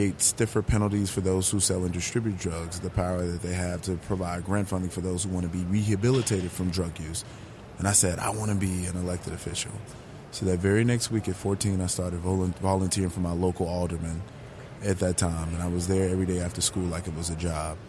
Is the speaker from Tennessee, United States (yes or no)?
no; Chicago, Illinois, United States; I grew up on the South Side of Chicago, extremely poor